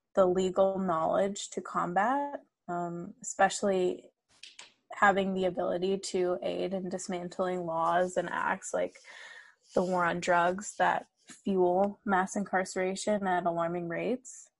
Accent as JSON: {"language": "English", "country": "United States", "tie": "born or raised there", "said": "I was raised in the US, but my mom did instill a sense of pride and, and respect in Iranian culture."}